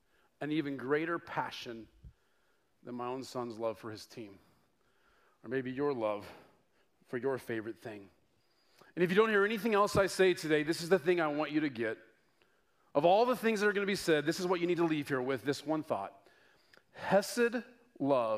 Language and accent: English; Denver, Colorado, United States; moved away; I was born and raised in Denver, 20 years, and I grew to love the Denver Broncos.